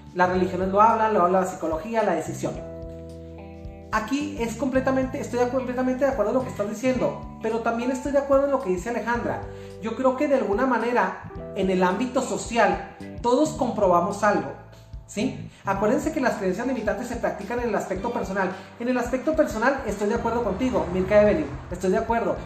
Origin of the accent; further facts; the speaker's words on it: Mexico; los mexicanos somos maravillosos